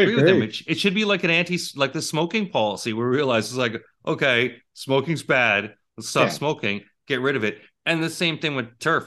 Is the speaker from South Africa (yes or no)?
no; Toronto, Ontario, Canada; we're both from the Toronto area.